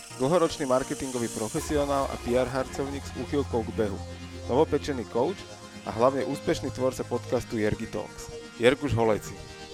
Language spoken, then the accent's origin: Slovak; Bratislava, Bratislava Region, Slovakia; lebo sme z Bratislavy